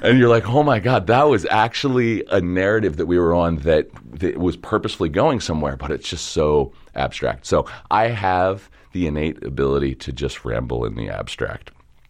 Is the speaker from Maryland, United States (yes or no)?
yes; Dundalk, Maryland, United States; I'm from Dundalk, yeah. I grew up in a neighborhood called St. Helena, which is... between Old Dundalk and the Marine Terminal.